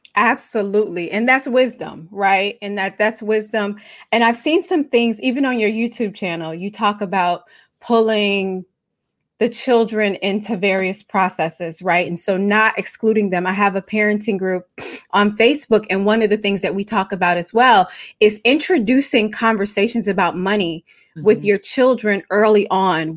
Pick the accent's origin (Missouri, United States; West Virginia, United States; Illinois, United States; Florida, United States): Illinois, United States; Chicago; I'm from Chicago. We say gym shoes